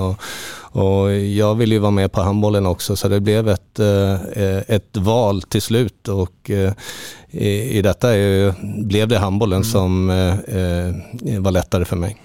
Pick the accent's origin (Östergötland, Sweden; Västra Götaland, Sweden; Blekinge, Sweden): Östergötland, Sweden; Linköping; also born or lived in Halmstad; now in Portugal; Jag är född i Linköping